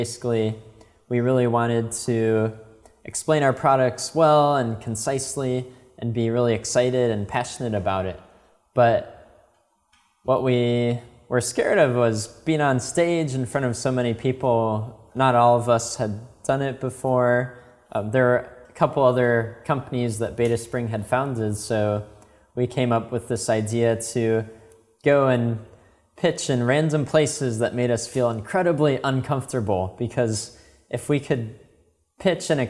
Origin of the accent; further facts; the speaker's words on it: Chicago, Illinois, United States; moved away as an adult; now in China; I was born and raised in Chicago